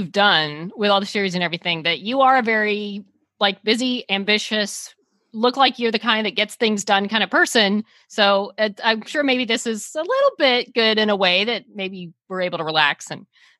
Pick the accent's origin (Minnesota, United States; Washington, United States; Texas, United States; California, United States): Texas, United States; Dallas; moved away; I'm from Dallas, so So I had moved home